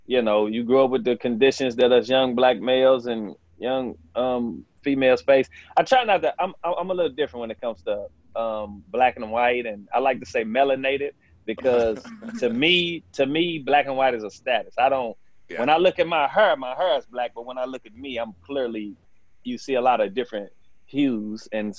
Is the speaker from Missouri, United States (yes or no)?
yes; St. Louis, Missouri, United States; I grew up in St. Louis, north side of St. Louis and Walnut Park.